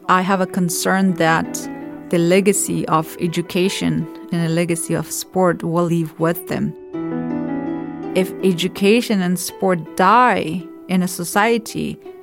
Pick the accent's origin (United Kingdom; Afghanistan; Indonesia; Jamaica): Afghanistan; Kabul; moved away; I was born in Afghanistan, in the capital, Kabul